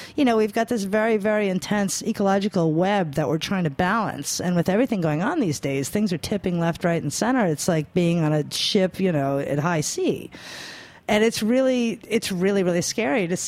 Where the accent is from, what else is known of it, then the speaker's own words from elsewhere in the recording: New York, United States; I'm a New Yorker